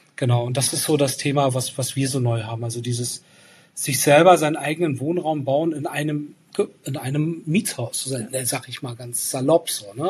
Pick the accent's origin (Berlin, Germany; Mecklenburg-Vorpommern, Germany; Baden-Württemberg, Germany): Mecklenburg-Vorpommern, Germany; Rostock; Rostock als meine Heimatstadt